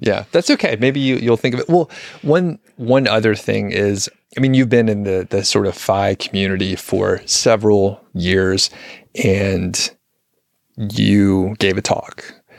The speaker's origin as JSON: {"language": "English", "region": "Southeast", "country": "United States", "moved": "yes", "lives_now": "Boulder County, Colorado, United States", "said": "I'm from the Southeast"}